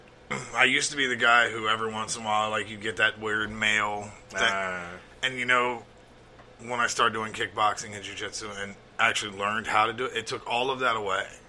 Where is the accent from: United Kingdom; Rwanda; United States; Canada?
United States; Alabama; now in Cincinnati, United States; I grew up in Alabama